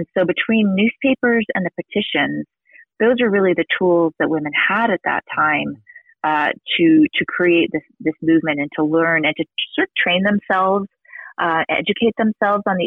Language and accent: English; New York City, New York, United States; moved away as an adult; also born or lived in New England; now in Utah, United States; I'm from New York. She was from Massachusetts originally, and I'm from New York City